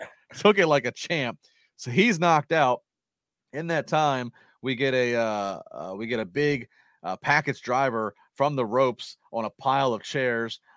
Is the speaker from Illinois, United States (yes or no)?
no; Calvert County, Maryland, United States; moved away as an adult; also born or lived in Chesapeake Beach, Maryland; now in Pittsburgh, United States; I I did grow up in Calvert County. I now live in Pittsburgh.